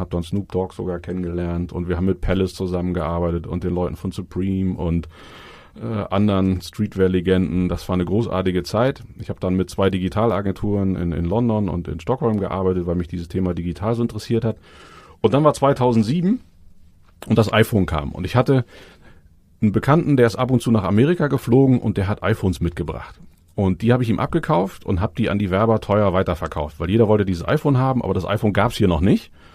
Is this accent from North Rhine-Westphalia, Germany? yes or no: yes; Cologne, North Rhine-Westphalia, Germany; moved away as an adult; now in Hamburg, Germany; Bin eigentlich Kölner, eine Kölsche Jung.